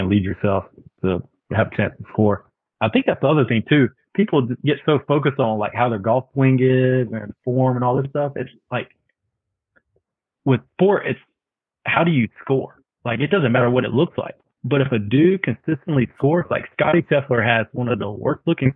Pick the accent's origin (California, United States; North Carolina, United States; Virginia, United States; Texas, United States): North Carolina, United States; Eastern; also born or lived in Charlotte, North Carolina / Raleigh, North Carolina; Growing up in East North Carolina